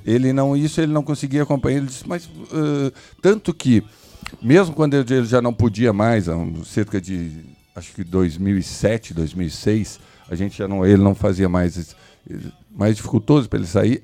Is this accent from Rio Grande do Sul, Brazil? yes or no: yes; Rio Grande do Sul, Brazil; nós somos brasileiros, gaúcho brasileiro